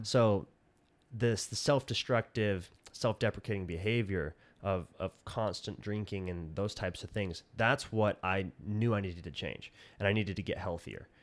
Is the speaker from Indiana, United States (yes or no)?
no; Colorado City, Arizona, United States; moved away as an adult; also born or lived in Centennial Park, Arizona / Salt Lake City, Utah / Las Vegas, Nevada; I grew up in Colorado City and, uh, then when I was twelve, we moved to Centennial Park, just across the hill.